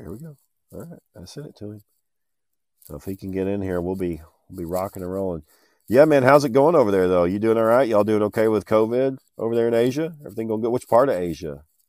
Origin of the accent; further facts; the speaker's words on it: Texas, United States; I am from Texas, where this podcast is coming out of Fort Worth. I've lived in Texas my whole life.